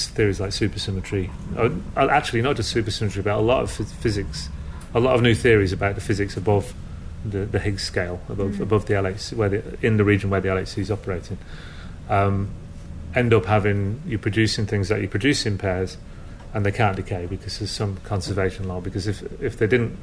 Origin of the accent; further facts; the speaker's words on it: Lancashire, North West England, United Kingdom; I'm from Lancashire